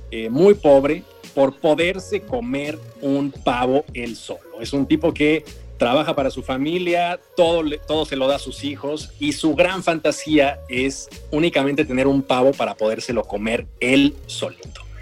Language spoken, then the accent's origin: Spanish; Mexico City, Mexico; Yo soy chilango